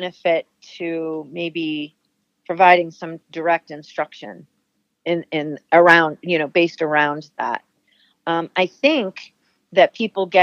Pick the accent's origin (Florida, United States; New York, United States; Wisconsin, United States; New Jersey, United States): New Jersey, United States; moved away as an adult; now in New Hampshire, United States; I grew up in New Jersey, but I always knew that I had New England had a pull for me, so staying here made sense